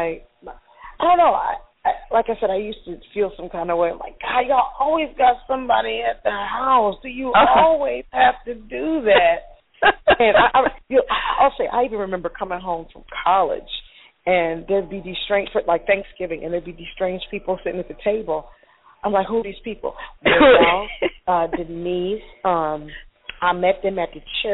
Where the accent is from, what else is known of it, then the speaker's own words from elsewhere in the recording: Chester, Pennsylvania, United States; now in Atlanta, United States; I grew up in Chester, Pennsylvania, 9 miles south of Philadelphia.